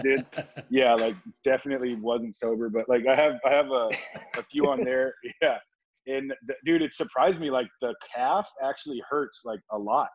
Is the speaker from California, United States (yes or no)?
yes; Oceanside, California, United States; it was great growing up here